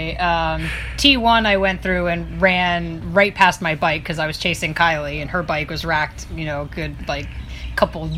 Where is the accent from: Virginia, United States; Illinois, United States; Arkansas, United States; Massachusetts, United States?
Virginia, United States; Virginia Beach; I'm from Virginia Beach where it's super flat